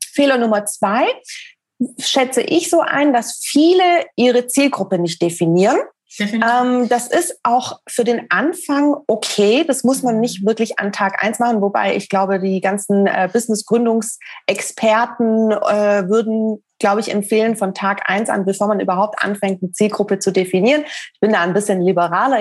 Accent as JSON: {"language": "German", "town": "Stuttgart", "region": "Baden-Württemberg", "country": "Germany", "said": "Ich komme ursprünglich aus Stuttgart."}